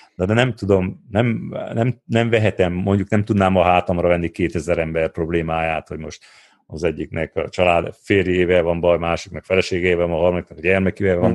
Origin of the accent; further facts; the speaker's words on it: Odorheiu Secuiesc, Harghita County, Romania; ahhoz, hogy én ezt elértem udvarhelyen, azért értem el, mert itt nőttem föl